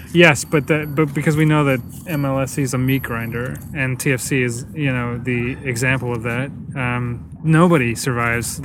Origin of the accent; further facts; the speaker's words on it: Canada; As Canadian